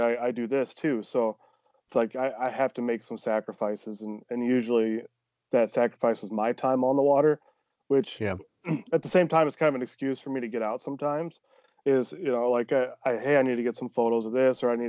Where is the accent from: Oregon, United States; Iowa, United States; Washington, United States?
Iowa, United States; Northeast; moved away as an adult; now in Des Moines, Iowa, United States; I'm from Northeast Iowa originally, mm-hmm. small town, you know, and I went back up home for the Christmas